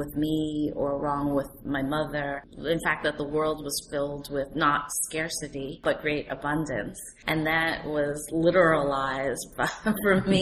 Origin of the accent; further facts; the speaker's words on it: New York City, New York, United States; New York City, which is my hometown